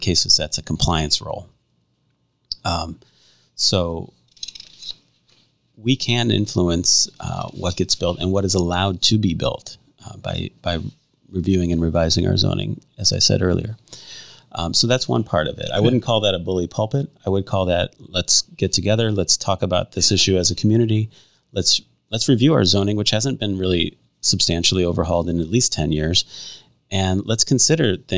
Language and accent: English; Hammond, Indiana, United States; moved away as an adult; also born or lived in Chicago, Illinois / DeMotte, Indiana; now in Valparaiso, United States; I was born in Hammond, raised in Hammond